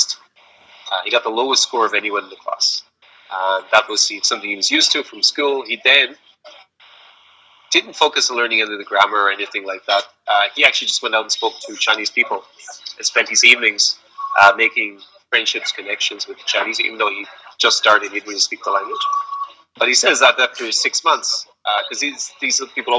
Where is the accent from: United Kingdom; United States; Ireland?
Ireland; moved away; I was born in Ireland